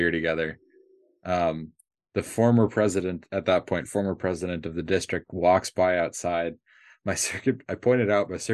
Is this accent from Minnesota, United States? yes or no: yes; Minneapolis, Minnesota, United States; now in Michigan, United States; I grew up in Minneapolis